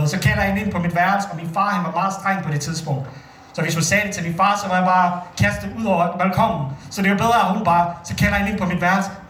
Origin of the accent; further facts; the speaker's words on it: Bosnia & Herzegovina; now in Denmark; Jeg kommer oprindeligt fra Bosnien